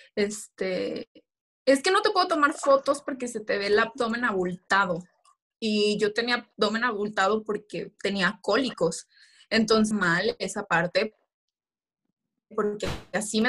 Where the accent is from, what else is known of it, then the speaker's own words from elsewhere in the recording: Michoacán, Mexico; regreso a mi estado para participar por la corona de nuestra belleza Michoacán